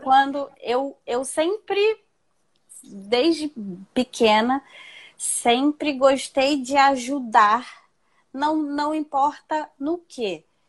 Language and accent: Portuguese; Rio de Janeiro, Brazil; Moro, sou do Rio